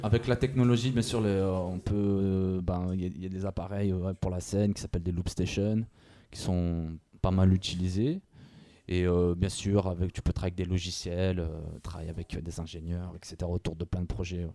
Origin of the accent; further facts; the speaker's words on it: Firminy, Auvergne-Rhône-Alpes, France; now in Lyon, France; je viens d'à côté de Saint-Etienne, je viens de Firmini à la base